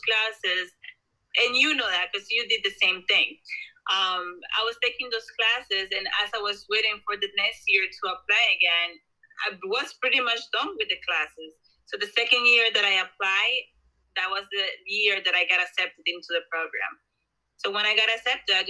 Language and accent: English; Colombia; now in New Jersey, United States; I was born and raised in Colombia